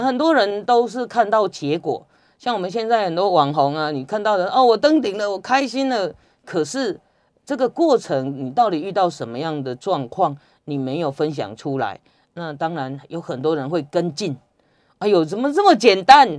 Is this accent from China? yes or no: no; Taiwan; 我们台湾人